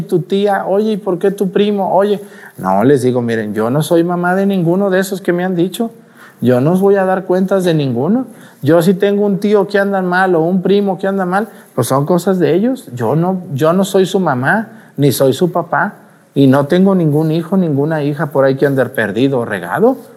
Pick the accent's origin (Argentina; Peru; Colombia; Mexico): Mexico; Mexticacán, Jalisco; moved away as an adult; also born or lived in Aguascalientes; now in Mazatepec, Guerrero, Mexico; Y estoy orgulloso de ser de un pueblito así, chiquito